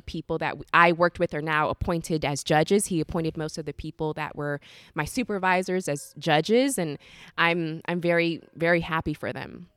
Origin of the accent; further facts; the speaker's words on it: Orlando, Florida, United States; moved away as an adult; now in Sacramento, United States; I grew up in the South